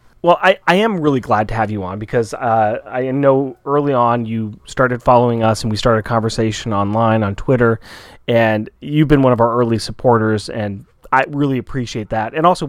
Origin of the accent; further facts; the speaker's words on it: West Coast, United States; We're from the West Coast.